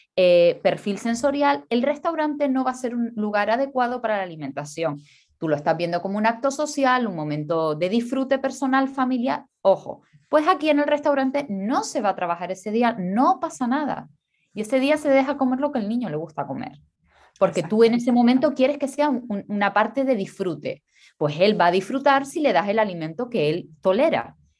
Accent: Canary Islands, Spain; soy canaria

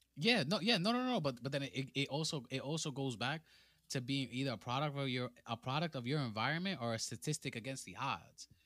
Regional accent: New York City, New York, United States; I come straight out of the Boogie Down Bronx, fr-, straight outta High Bridge.

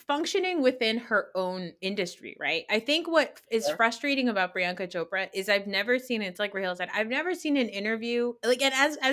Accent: United States; somebody who grew up here

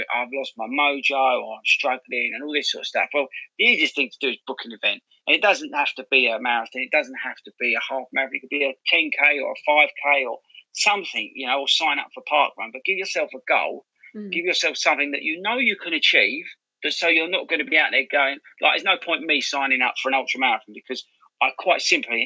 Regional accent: Southend-on-Sea, East of England, United Kingdom; I'm from Southend originally. I grew up there

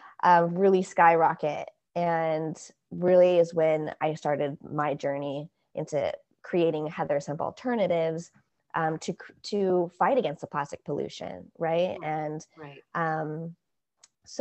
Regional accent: San Diego, California, United States; moved away as an adult; also born or lived in San Luis Obispo, California / Humboldt County, California; Well, I'm originally from San Diego. So I am a California native. But then I went to school in San Luis Obispo, California, in Central California.

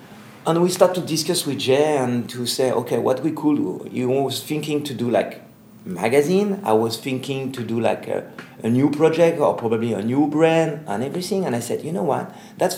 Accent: Paris, Île-de-France, France; from Paris, Black Rainbow Agency

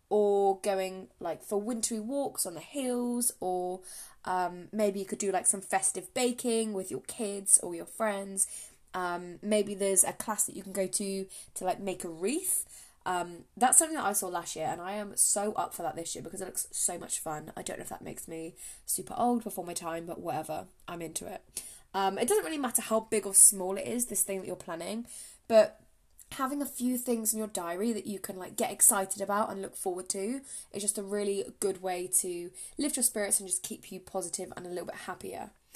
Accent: England, United Kingdom; I am from England, if you cannot tell by my accent

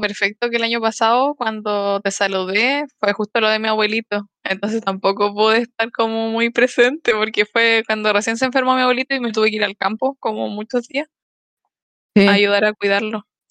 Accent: Los Ángeles, Biobío, Chile; also born or lived in Concepción; llegué a mi casa de Los Ángeles, a la casa que era muy chiquitita

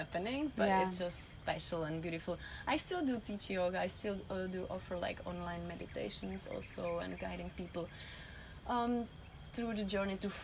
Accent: Czechia; English is a second language; moved away; I'm originally from Czech Republic

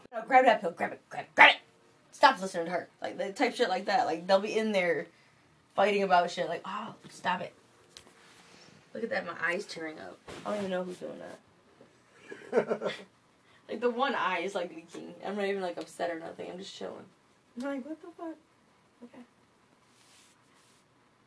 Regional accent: Lansing, Michigan, United States; I grew up in Michigan my whole fucking life, from Lansing

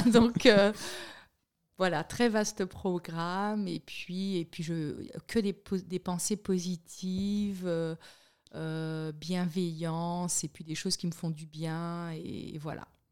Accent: Le Moule, Guadeloupe; born or raised there; moved away as an adult; also born or lived in Miami / Montpellier / Paris; now in Switzerland

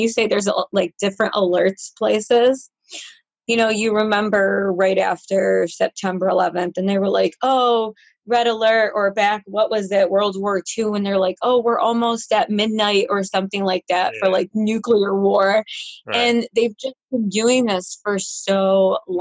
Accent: Rochester, New York, United States; born and raised in Rochester, New York

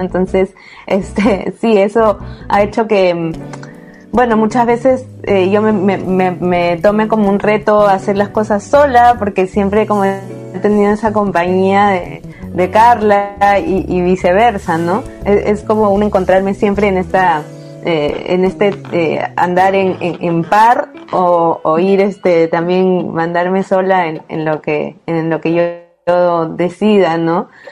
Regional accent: Peru; also born or lived in Lima; soy de Perú y vivo en Lima, que es la capital

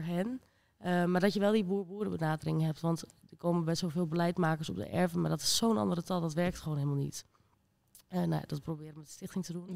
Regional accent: Rijssen, Overijssel, Netherlands; ik kom uit Rijssen.

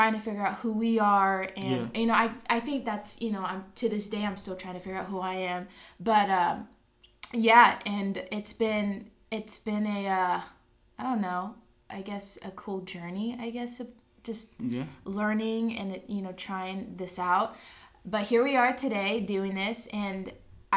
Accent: Los Angeles, California, United States; moved away as an adult; now in Riverside, United States; I was born in Riverside, California. When I was about 5, I moved to Los Angeles.

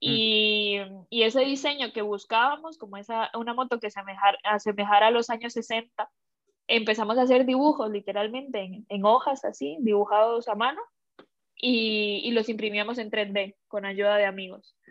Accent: Costa Rica; moved away as an adult; also born or lived in Shanghai, China / Bilbao, Spain / Seattle, United States; now in Madrid, Spain; yo que soy de Costa Rica

